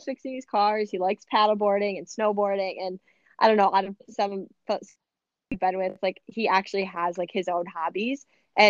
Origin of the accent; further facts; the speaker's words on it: Addison, United States; like Addison where I'm from.